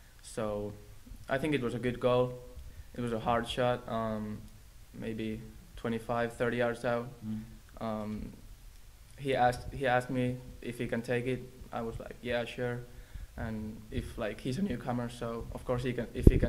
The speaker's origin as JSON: {"language": "English", "country": "Finland"}